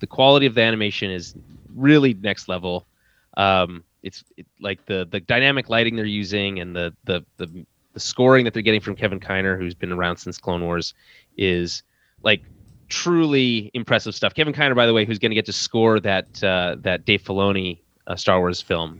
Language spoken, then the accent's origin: English; Canada; as a Canadian